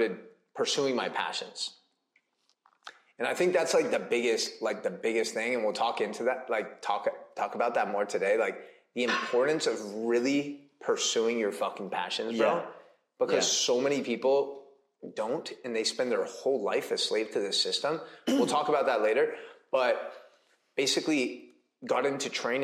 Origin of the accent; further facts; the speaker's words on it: San Francisco, California, United States; I grew up in the Bay Area, California, San Francisco area